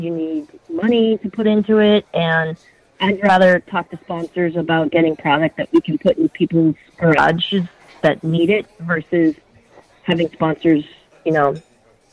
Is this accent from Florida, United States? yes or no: no; Massachusetts, United States; moved away; I grew up in Massachusetts